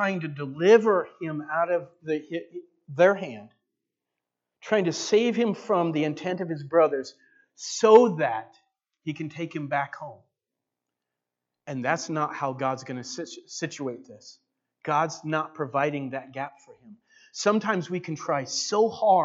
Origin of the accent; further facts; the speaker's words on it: Walla Walla, Washington, United States; now in Enterprise, United States; I grew up in Walla Walla